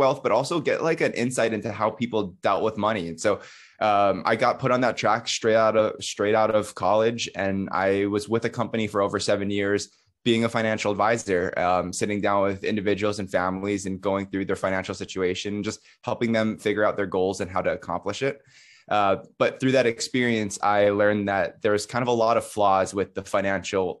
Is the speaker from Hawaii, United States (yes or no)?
yes; Hawaii, United States; moved away as an adult; also born or lived in New York City; I grew up in Hawaii in kind of like a rural countryside